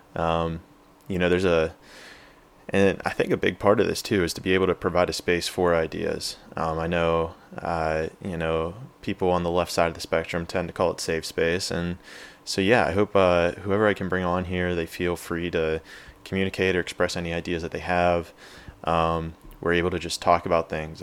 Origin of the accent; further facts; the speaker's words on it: Pittsburgh, Pennsylvania, United States; moved away as an adult; also born or lived in San Diego, California; I grew up in Pittsburgh, P